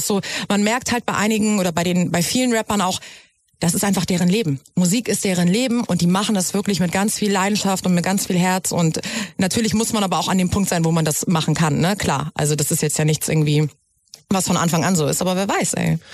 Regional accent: Germany; ich bin ja selber Deutsch, also meine Eltern sind beide ja. Deutsch

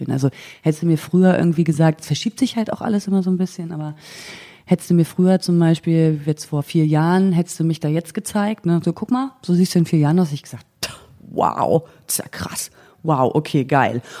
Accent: East Germany, Germany; ich also bin Ossi.

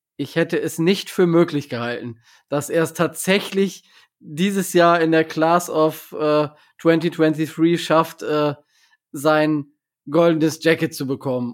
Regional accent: Germany; als Deutscher

